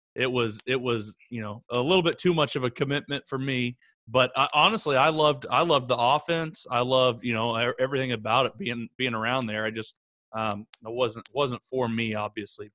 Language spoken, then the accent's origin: English; Oklahoma, United States; growing up here in Oklahoma